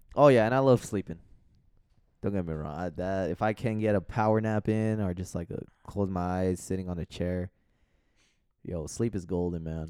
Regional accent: Los Angeles, California, United States; I'm from San Fernando Valley

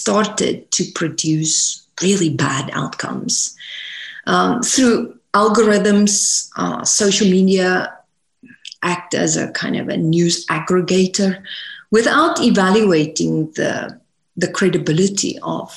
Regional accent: South Africa; moved away as an adult; now in United States; I was born and raised in South Africa

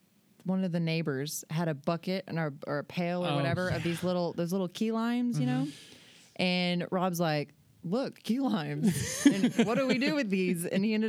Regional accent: Alabama, United States; now in San Diego, United States; I'm from Alabama.

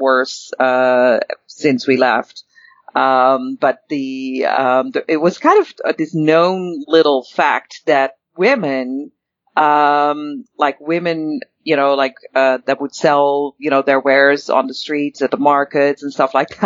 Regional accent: Netherlands; moved away as an adult; also born or lived in Paris, France; now in Calgary, Canada; I was actually born and raised in the Netherlands

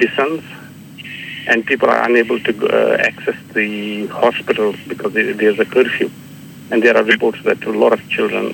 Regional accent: Srinagar, Jammu and Kashmir, India; now in Brisbane, Australia; I'm from Kashmir, Srinagar, Kashmir, which is under Indian occupation

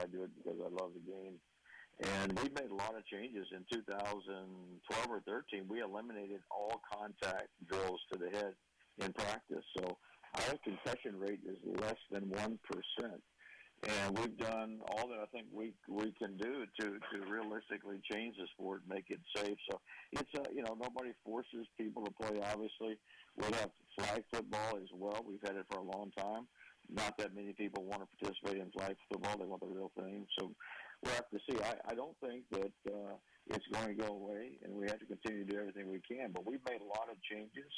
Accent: Louisiana, United States; growing up in Louisiana

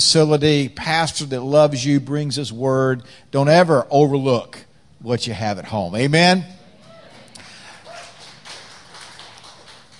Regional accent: North Carolina, United States; accent: slow-cooked, carefully crafted dialect; now in Washington, D.C., United States; I'm not originally from Washington, D.C. I'm originally from North Carolina

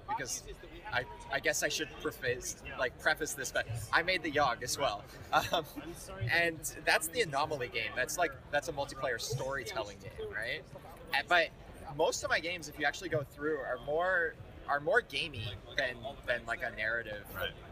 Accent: Canada; I'm from Canada

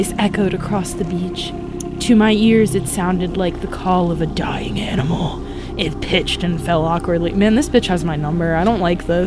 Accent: a tiny town on the North Carolina coast, United States; I'm from a tiny, tiny town on the North Carolina coast

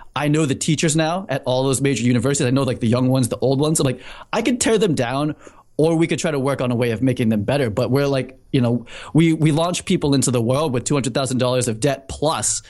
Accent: Needham, Massachusetts, United States; moved away as an adult; also born or lived in New York City; I grew up in Needham.

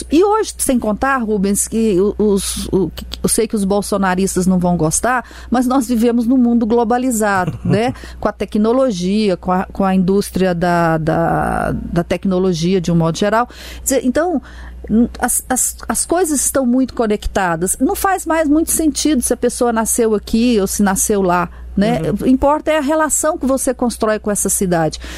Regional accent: Morrinhos, Goiás, Brazil; now in Goiânia, Brazil; nasci em Morrinhos, vim de Morrinhos para cá para estudar e acabei ficando aqui.

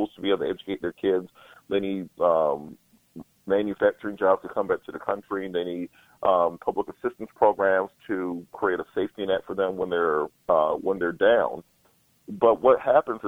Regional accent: Waverly Hall, Georgia, United States; I grew up in Waverly Hall, Georgia

